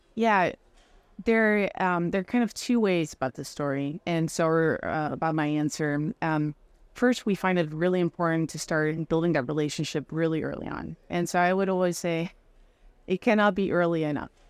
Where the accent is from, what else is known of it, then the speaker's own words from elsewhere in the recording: Netherlands; moved away as an adult; also born or lived in France; now in United States; I'm originally from the Netherlands